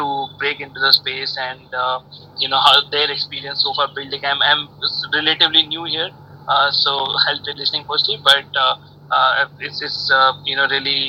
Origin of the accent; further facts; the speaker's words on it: India; moved away as an adult; also born or lived in Silicon Valley, United States; now in Mumbai, India; I moved back to India from Silicon Valley. I was there for about 7 to 8 years